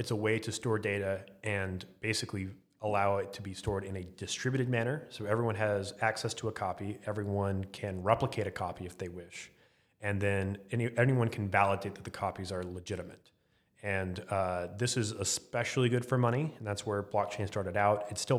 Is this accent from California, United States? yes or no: no; Arlington, Texas, United States; Arlington, Texas. Right outside of Dallas, right next to the Cowboys Stadium, Ranger Stadium, and now Esports Stadium.